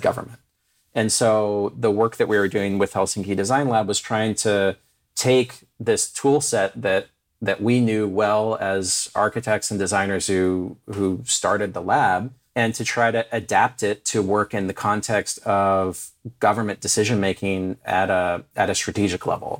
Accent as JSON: {"language": "English", "region": "California", "country": "United States", "tie": "born or raised there", "also_born_or_lived": "Finland", "moved": "yes", "lives_now": "Detroit, United States", "said": "I grew up in California and still have a fondness for it"}